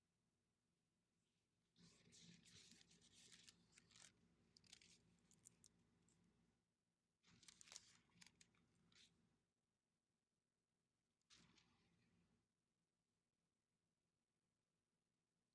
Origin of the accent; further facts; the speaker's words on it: the South, United States; accent: southern; My southern accent